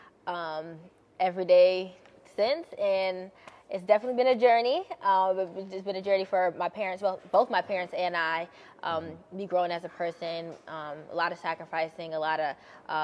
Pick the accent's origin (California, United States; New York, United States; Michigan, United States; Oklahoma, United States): New York, United States; Buffalo; I'm born and raised in Buffalo, New York